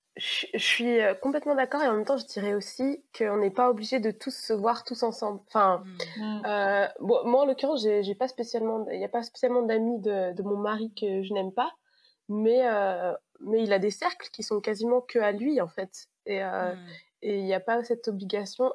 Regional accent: Savoie, Auvergne-Rhône-Alpes, France; now in Paris region, France; Je viens de la plus belle région du monde, je viens de Savoie, mais en ce moment, j'habite en région parisienne

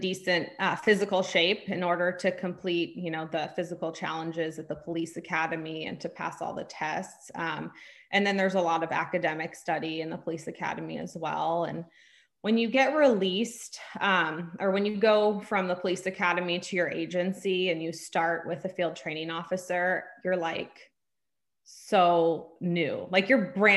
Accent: San Francisco Bay Area, California, United States; moved away as an adult; now in Sacramento, United States; I grew up in the San Francisco Bay Area

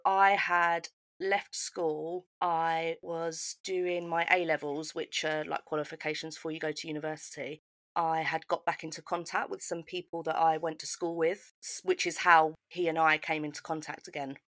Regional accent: United Kingdom; I grew up just outside of London

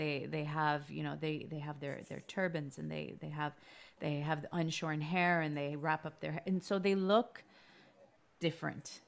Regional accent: Toronto, Ontario, Canada; growing up in Canada, you think, well, this is my home. This is where I was born.

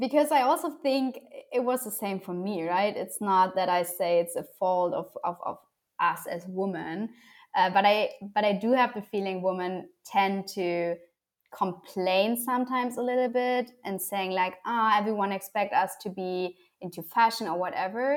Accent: Germany; I was born and raised in Germany.

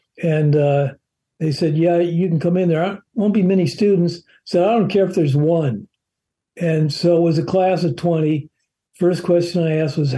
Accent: Gardena, California, United States; from Gardena. That's where I grew up

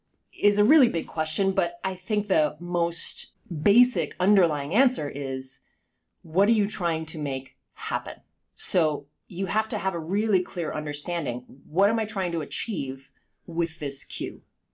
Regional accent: United Kingdom; accent: Southern California with a hint of East Coast; Yeah. Well, I'm not English, but I grew up there. But yes, but my accent is like Southern California with a hint of East Coast or something mixed in.

